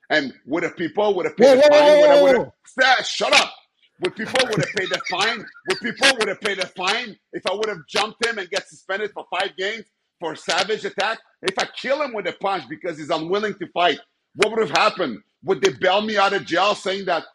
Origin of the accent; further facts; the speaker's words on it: Montreal, Quebec, Canada; also born or lived in Edmonton; Montreal's my hometown